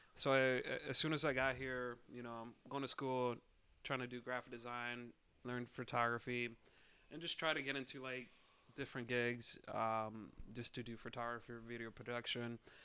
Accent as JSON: {"language": "English", "town": "Bristol", "region": "Indiana", "country": "United States", "moved": "as an adult", "lives_now": "Chicago, United States", "said": "I'm from, uh, well, now it's a city, but it's uh, Elkhart, Indiana, uh, in Bristol."}